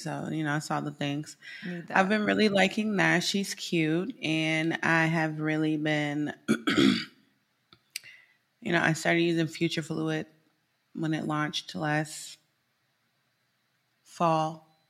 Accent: Midwest, United States; I'm from the Midwest.

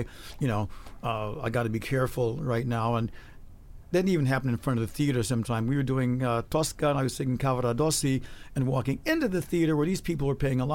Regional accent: Chicago, Illinois, United States; moved away as an adult; also born or lived in San Francisco; now in Germany; I was from Chicago

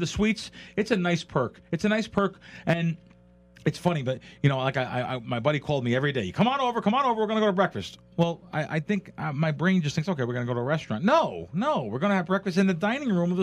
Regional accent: Jersey Shore, New Jersey, United States; I grew up on the Jersey Shore at the boardwalk

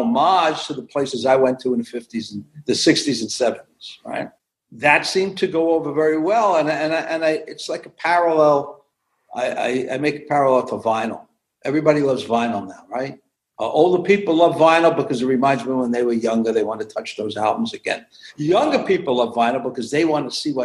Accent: New York City, New York, United States; moved away as an adult; also born or lived in central New Jersey; we grew up in Brooklyn. We wanted to have a little more elbow room. We moved out in 1983 to central New Jersey

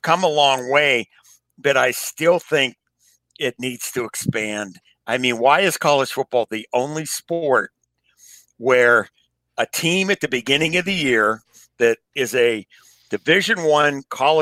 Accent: Pittsburgh, Pennsylvania, United States; growing up in Pittsburgh

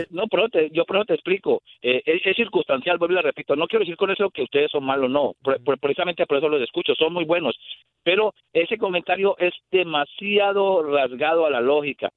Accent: Colombia; now in Chicago, United States; Soy colombiano

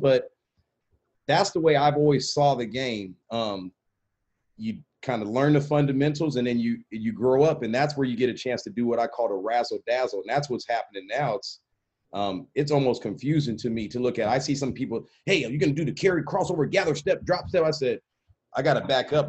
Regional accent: Portland, Oregon, United States; we're from Portland, Oregon

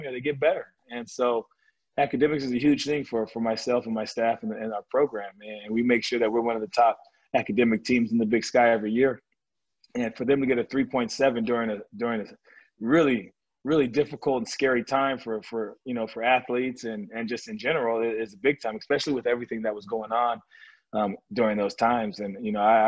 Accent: California, United States; I grew up in California

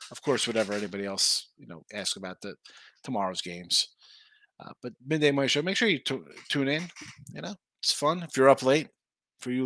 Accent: New Jersey, United States; I'm from Jersey

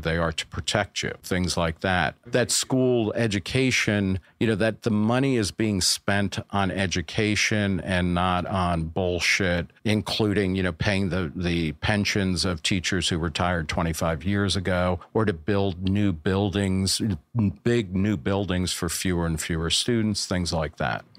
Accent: New Jersey, United States; moved away as an adult; also born or lived in Brooklyn, New York / Texas / Ohio / Los Angeles; now in New York, United States; I was born in Brooklyn, grew up mostly in New Jersey

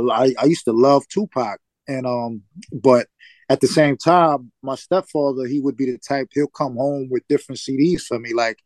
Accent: Bronx, New York, United States; I had, you know, I grew up, my father was in and out of my life

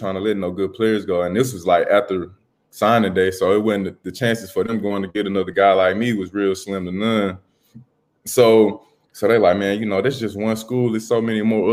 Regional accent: Mississippi, United States; growing up in Mississippi

